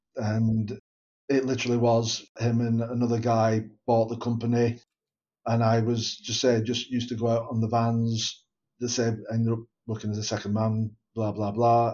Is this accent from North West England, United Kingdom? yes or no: yes; Bolton, North West England, United Kingdom; Born and bred in Bolton, still live in Bolton